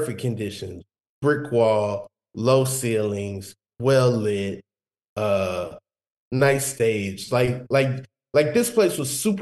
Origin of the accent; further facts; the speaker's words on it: Georgia, United States; I'm from the south, by the way. Like I'm from Georgia